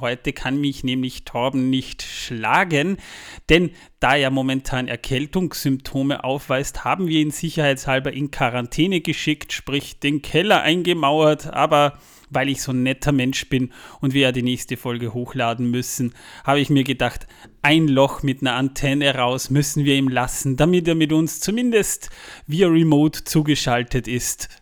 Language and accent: German; Austria; Wir kommen extra aus Österreich angereist